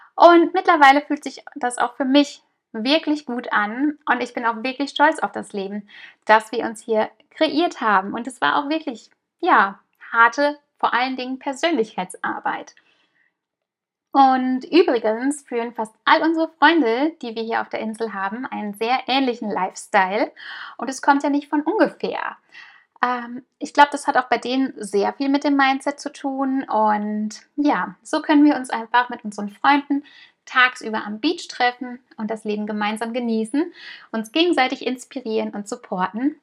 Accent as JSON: {"language": "German", "country": "Germany", "moved": "as an adult", "lives_now": "Mallorca, Spain", "said": "wir kommen aus Deutschland, wir sind Deutsche"}